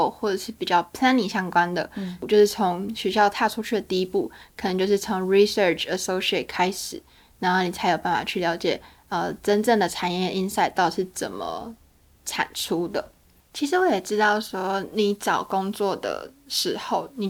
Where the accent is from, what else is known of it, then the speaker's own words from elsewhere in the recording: Taiwan; 其实在，在台呃，在我们家乡的呃，不管是呃长辈啊，或是好朋友啊，他们其实都在等说